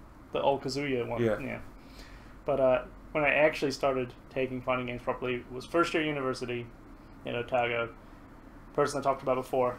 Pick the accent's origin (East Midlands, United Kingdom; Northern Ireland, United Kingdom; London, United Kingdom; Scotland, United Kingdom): Scotland, United Kingdom; moved away; But when I go home to Scotland to see the family over there, they all think I sound Kiwi Australian, so I've become this universally foreign accent.